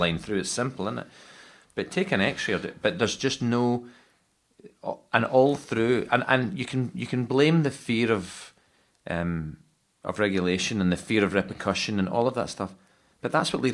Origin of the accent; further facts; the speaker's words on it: Scotland, United Kingdom; I'm a Scotsman